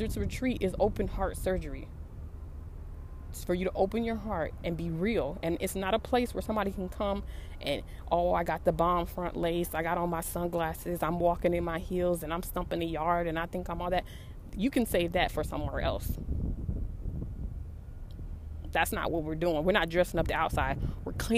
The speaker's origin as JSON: {"language": "English", "region": "West Coast", "country": "United States", "said": "I'm from the West Coast."}